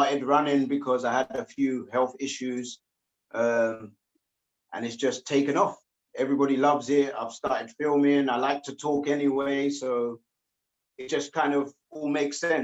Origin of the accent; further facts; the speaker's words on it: London, United Kingdom; I was born in Hammersmith Hospital, just down the road